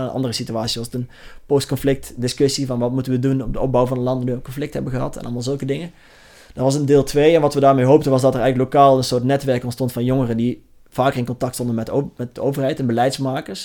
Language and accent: Dutch; Langenboom, North Brabant, Netherlands; ik kom dus uit Larenboom